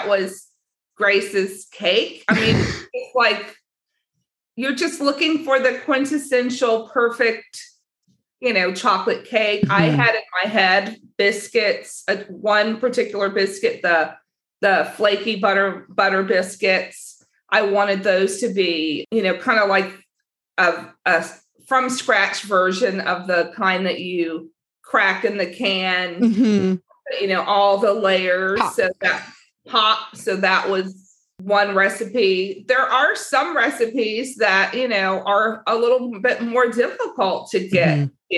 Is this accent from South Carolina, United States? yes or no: no; Southern California, United States; I grew up in Southern California